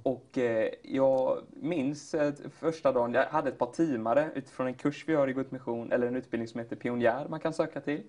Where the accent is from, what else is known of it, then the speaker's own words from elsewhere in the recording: Katrineholm, Södermanland, Sweden; also born or lived in Flekkefjord, Norway; now in Gothenburg, Sweden; Flyttade till Sverige och hamnade i Katrineholm